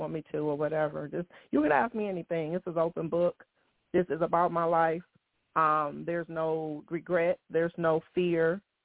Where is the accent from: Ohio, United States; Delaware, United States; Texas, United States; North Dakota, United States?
Ohio, United States; Toledo; moved away as an adult; also born or lived in Detroit, Michigan / San Bernardino, California / Pensacola, Florida; now in Foley, United States; When I was 4, we moved to Toledo, Ohio, and that's where I was pretty much from 4 to 30.